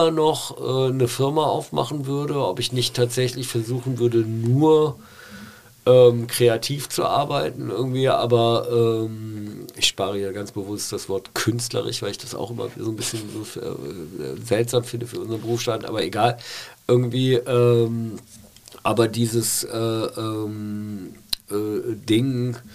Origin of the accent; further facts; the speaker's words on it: Rhineland, Germany; ich bin ja Rheinländer